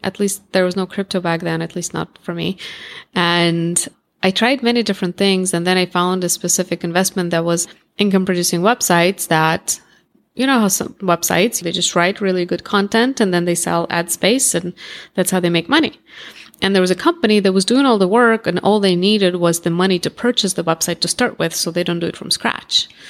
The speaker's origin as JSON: {"language": "English", "country": "Russia", "tie": "born or raised there", "also_born_or_lived": "Moscow, Russia", "accent": "Russian", "first_language": "Russian", "second_language": "English", "moved": "as an adult", "lives_now": "United States", "said": "I grew up in Russia, I was born in Russia"}